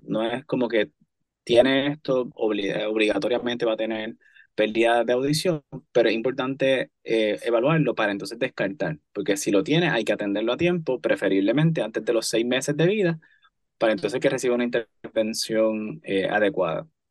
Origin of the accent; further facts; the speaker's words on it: Cayey, Puerto Rico; soy, antes que todo, callellano. callellano. Crecí en Calle, eh, estudié en Calle y sirvo en el pueblo de Calle principalmente.